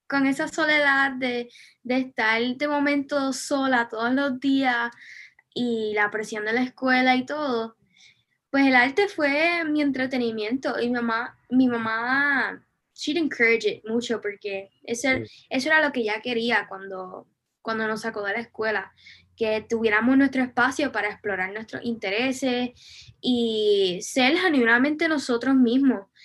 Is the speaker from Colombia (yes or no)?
no; Vega Baja, Puerto Rico; Sí, pues yo soy de Vega Baja, pero no viví aquí toda mi vida. Me mudé a Puerto Rico a los siete años porque mi papá es militar y pues moved around un poquito hasta tenía siete años